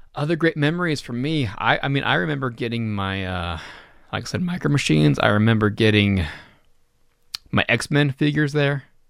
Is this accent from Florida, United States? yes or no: no; Reno, Nevada, United States; moved away; my hometown store, my Reno store